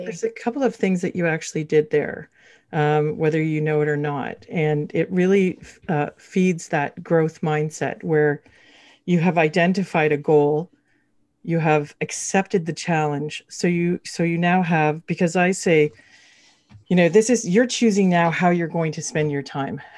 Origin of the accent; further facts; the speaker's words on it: Canada; now in Toronto, Canada; We are Canadian